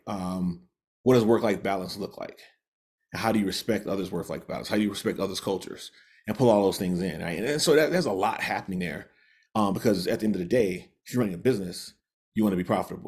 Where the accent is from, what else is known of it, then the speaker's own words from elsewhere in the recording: the industrial Midwest, United States; moved away as an adult; now in Utah, United States; I grew up in the Midwest, part of the, sort of the industrial Midwest and the Rust Belt